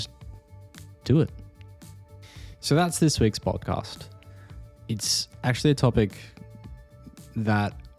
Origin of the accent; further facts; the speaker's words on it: Australia; moved away; also born or lived in United Kingdom; I'm Australian, I'm not UK, but I have been living there